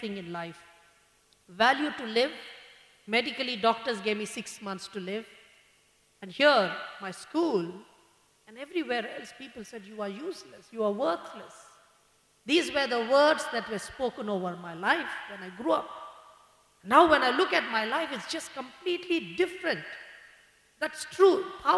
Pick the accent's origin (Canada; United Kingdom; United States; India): India; Bangalore, Karnataka; I'm from Bangalore, born and brought up in Bangalore.